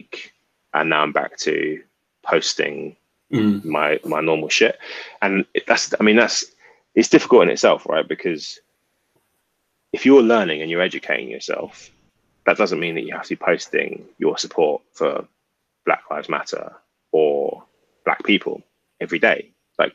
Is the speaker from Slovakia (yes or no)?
no; England, United Kingdom; now in London, United Kingdom; we're West Indian by heritage, but we grew up in England